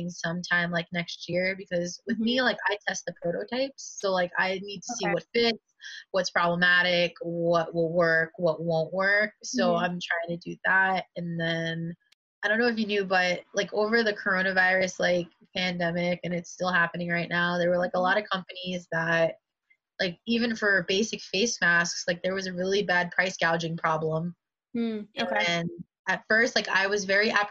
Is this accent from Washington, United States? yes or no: no; New York City, New York, United States; also born or lived in Westchester County, New York; I'm from the Bronx originally